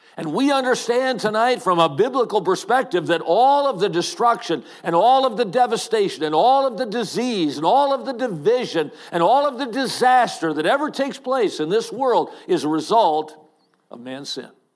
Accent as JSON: {"language": "English", "town": "Watertown", "region": "Wisconsin", "country": "United States", "tie": "born or raised there", "said": "I grew up in Watertown, Wisconsin"}